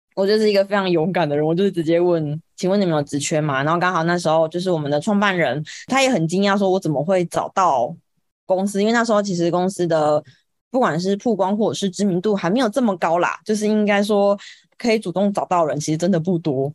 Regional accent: Kaohsiung, Taiwan; 因为我是高雄人，所以我就是选择要留在高雄工作，所以我就是找到了现在的就是村上设计的公司

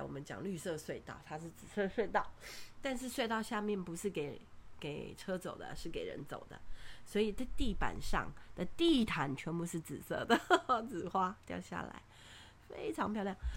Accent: Taiwan; 我们从台湾来

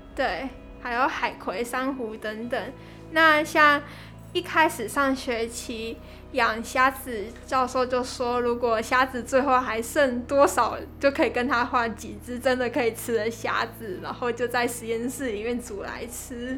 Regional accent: Kaohsiung, Taiwan; 我是土生土长的高雄人

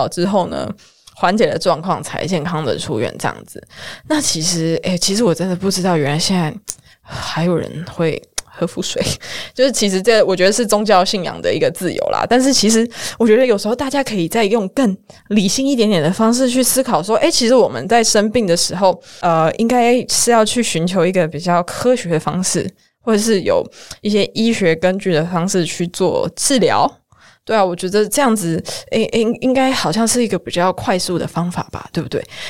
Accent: Kaohsiung, Taiwan; 因为上可能不小心上一次那个台风，我们高雄人就是放了两天假

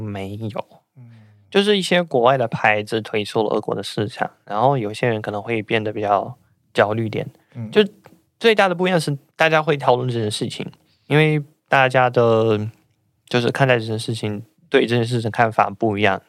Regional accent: Russia; Chinese is a second language; moved away as an adult; now in Taiwan; 我老家一个小镇，然后我们那边是有几个人被，就是，应该是有十几个人被，就是被征召去那边

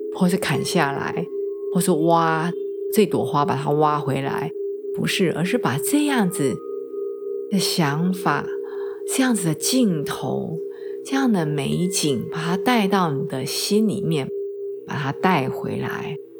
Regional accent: Taiwan; moved away as an adult; 我们台湾人

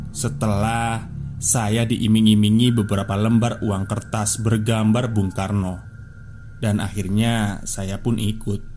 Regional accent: Garut, West Java, Indonesia; Yang sering saya lihat di desa asal saya Garut

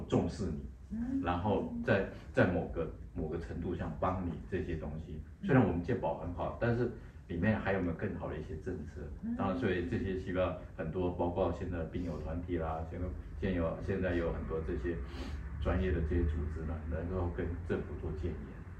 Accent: Taiwan; 对，是我们台湾人这样子。

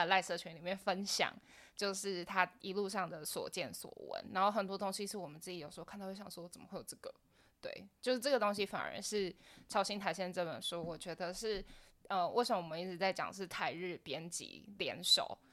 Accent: Taiwan; 我们在台湾生长三十几年

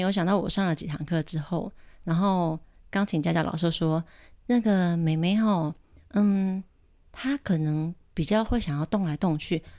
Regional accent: Chiayi, Taiwan; 跟我是家里人、跟嘉义的女人可以有什么样的结合？

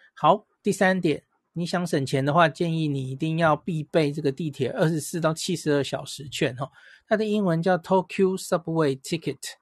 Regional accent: Taiwan; 我们台湾人

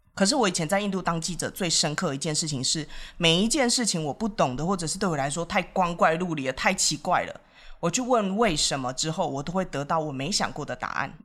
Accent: Taiwan; moved away as an adult; also born or lived in India; 身为台湾人，我为什么这么想

